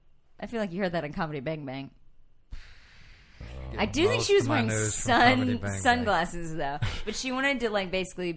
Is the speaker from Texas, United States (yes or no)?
yes; East Texas, United States; But we grew up in East Texas